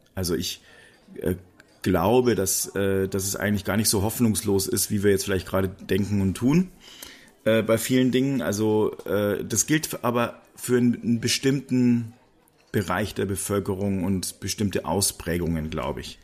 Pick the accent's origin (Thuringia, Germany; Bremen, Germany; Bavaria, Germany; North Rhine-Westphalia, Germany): Bavaria, Germany; Regensburg; Ich komme ja aus Regensburg oder aus der Nähe von Regensburg